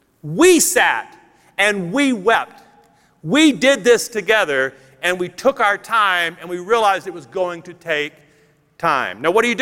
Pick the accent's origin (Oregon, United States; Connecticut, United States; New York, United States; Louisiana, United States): Louisiana, United States; North; moved away; Some of you know that I grew up in North Louisiana, and my family has a cemetery that my family's been a part of since the 1860s.